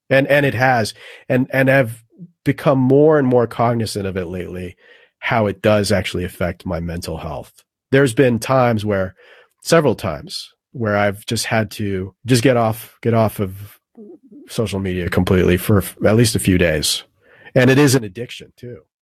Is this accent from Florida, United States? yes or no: yes; South Florida, United States; I grew up in South Florida.